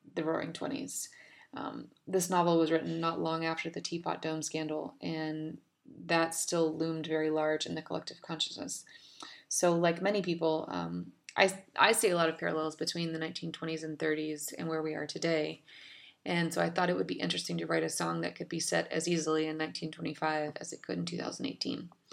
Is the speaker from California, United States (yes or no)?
no; Dallas, Texas, United States; I'm a songwriter from Dallas, Texas.